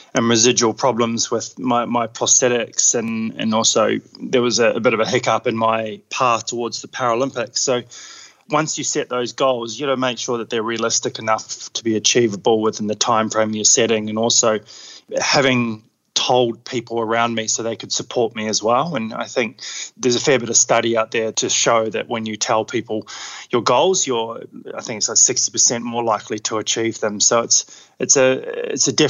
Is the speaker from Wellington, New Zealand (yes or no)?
no; Queenstown, Otago, New Zealand; now in Australia; I grew up in New Zealand in Queenstown, so had pretty adventurous upbringing.